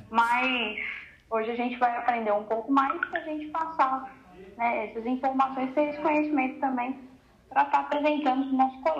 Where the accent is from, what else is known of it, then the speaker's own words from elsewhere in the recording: Jacarezinho, Paraná, Brazil; Para quem não sabe, eu sou do Paraná, de Jacarezinho, e na minha cidade eu sempre tive contato com a música, né?